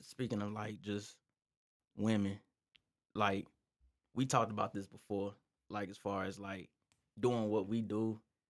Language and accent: English; Albuquerque, New Mexico, United States; I'm from Albuquerque. You don't know me.